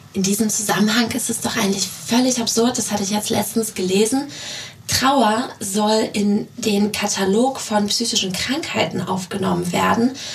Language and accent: German; Russia; now in Germany; dass ich ursprünglich aus Russland komme. Ähm, irgendwo hat mich dieses Land äh, sehr geprägt, das ist natürlich meine Heimat